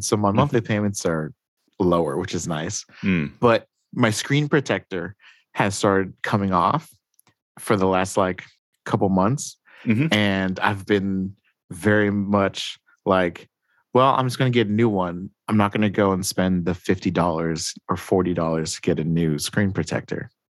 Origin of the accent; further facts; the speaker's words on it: United States; being an American